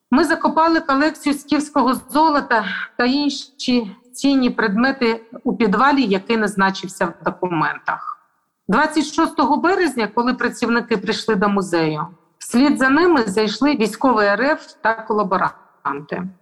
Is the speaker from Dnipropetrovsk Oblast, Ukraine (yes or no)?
no; Melitopol, Zaporizhzhia Oblast, Ukraine; Дуже сподіваюся, що культурне надбання народу повернеться в Україну, а саме у звільнений мій рідний Мелітополь.